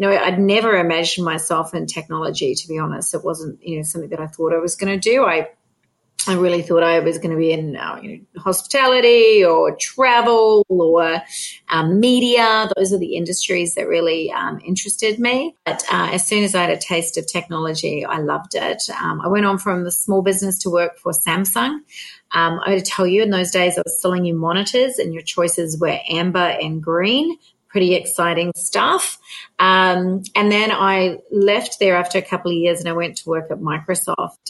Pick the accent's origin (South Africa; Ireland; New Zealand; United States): New Zealand; now in Australia; I'm a Kiwi by birth